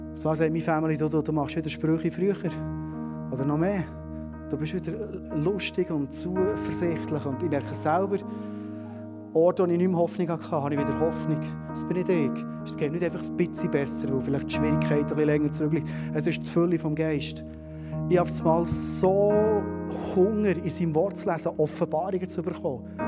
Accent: Switzerland; wir Schweizer

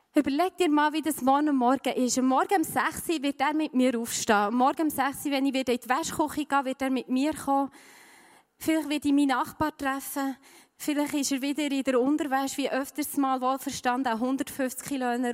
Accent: Switzerland; bei uns in der Schweiz

